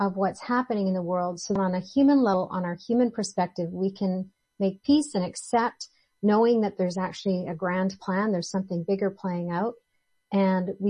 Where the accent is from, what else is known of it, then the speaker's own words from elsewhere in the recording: Ontario, Canada; moved away; also born or lived in British Columbia; I grew up in Ontario, and Ontario in Canada, the province of Ontario